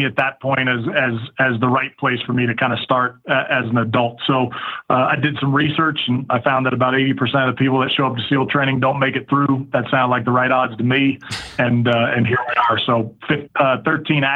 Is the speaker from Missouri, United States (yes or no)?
no; Bay Area, California, United States; I grew up in the Bay Area, California